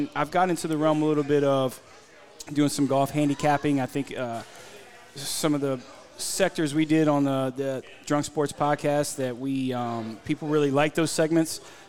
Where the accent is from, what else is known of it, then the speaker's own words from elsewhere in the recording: Ohio, United States; growing up in Ohio